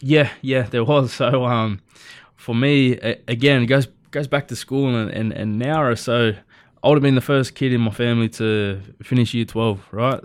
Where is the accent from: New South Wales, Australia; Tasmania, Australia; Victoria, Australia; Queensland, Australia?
New South Wales, Australia; Nowra; I was born and raised in Nowra, uh, you know, little, little coastal town outside of Sydney